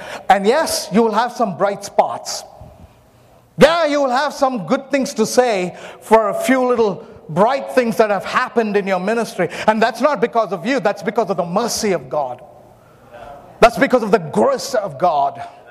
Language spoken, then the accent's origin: English; Myanmar; born there; I was born in Myanmar. So I went and I found the place where I was born.